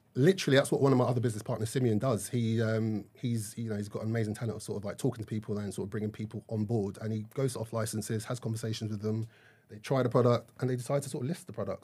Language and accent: English; Nigeria; I am Nigerian